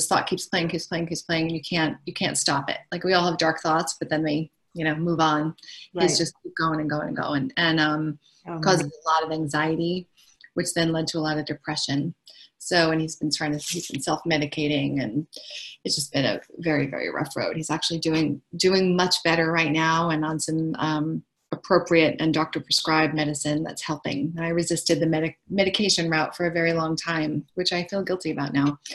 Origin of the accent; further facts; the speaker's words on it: New York, United States; moved away as an adult; now in Los Angeles, United States; I'm from New York, but I live in LA and I've been here for a long time, 26 years.